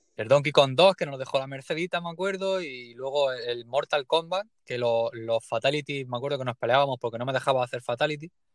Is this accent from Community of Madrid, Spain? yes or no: no; Leruela, Jaén, Andalusia, Spain; vengo de un pueblecillo muy pequeño que se llama Leruela, en Jaén